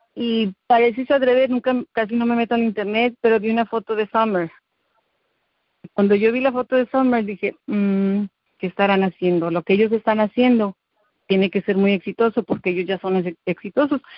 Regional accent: Mexico City, Mexico; moved away as an adult; now in Texas, United States; yo soy de, nací en el DF, soy mexicana. Tengo en Estados, Unidos 20 años

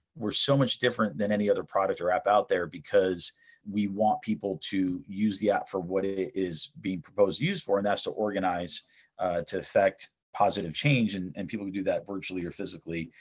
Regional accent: East Brunswick, New Jersey, United States; also born or lived in Southern California / Istanbul, Turkey; I was born and raised in New Jersey in East Brunswick

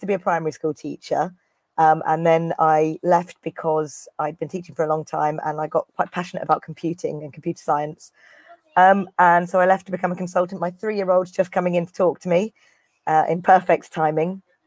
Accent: Cornwall, South West England, United Kingdom; moved away; I'm from Cornwall, so you know the extreme southwest.

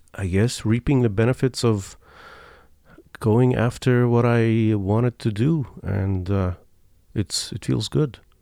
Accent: Iran; moved away; I'm from Iran

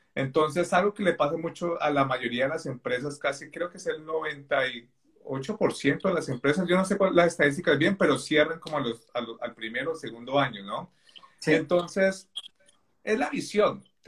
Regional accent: Bogotá, Colombia; moved away as an adult; now in England, United Kingdom; nací en Colombia, en Bogotá, hace 36 años ya casi

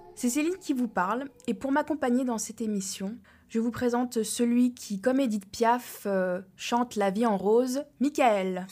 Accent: France; now in United States; en tant que Français

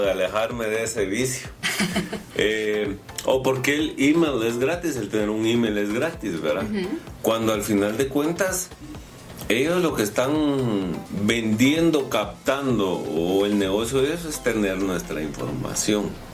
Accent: Guatemala; yo soy Chapín

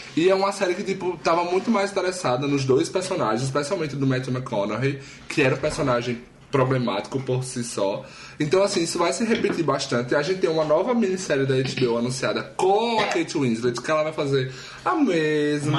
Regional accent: Taquara, Brazil; moved away; also born or lived in Traipu; eu morei lá durante 18 anos da minha vida

